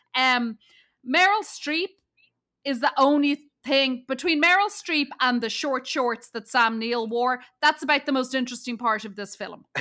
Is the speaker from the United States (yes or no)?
no; Ireland; I'm from Ireland